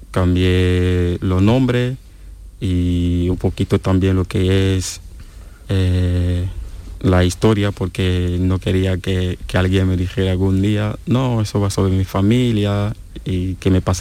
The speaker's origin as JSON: {"language": "Spanish", "country": "Cameroon", "second_language": "Spanish", "said": "me viene la historia, eh, una historia que, ha ocurrido en mi país, una historia muy famosa que conoce casi todo lo que vive en la ciudad de Duala."}